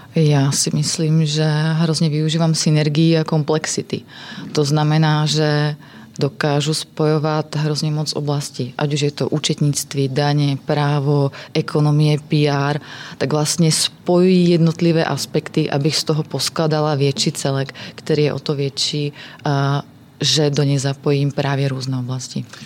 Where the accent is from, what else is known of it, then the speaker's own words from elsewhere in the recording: Slovakia; Czech is a second language; moved away; jsem ze Slovenska